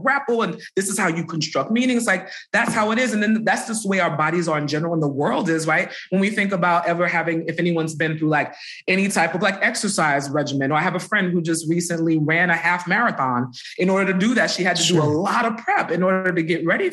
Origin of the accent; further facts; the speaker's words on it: New York City, New York, United States; I grew up in Brooklyn